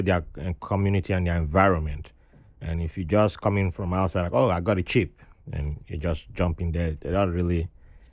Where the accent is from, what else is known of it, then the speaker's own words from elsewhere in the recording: Nigeria; now in Brooklyn, United States; I was born into a Riverine tribe in Nigeria